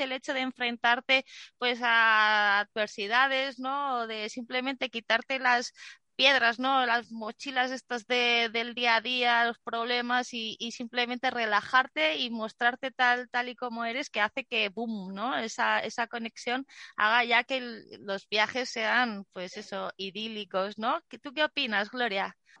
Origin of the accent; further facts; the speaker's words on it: Zaragoza, Aragon, Spain; cuando era pequeña en un parque en Zaragoza